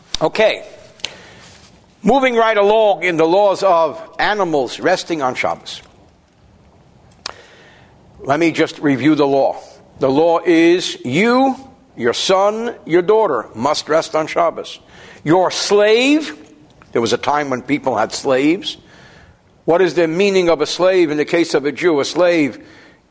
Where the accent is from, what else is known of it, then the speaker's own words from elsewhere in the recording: New Jersey, United States; I'm from New Jersey.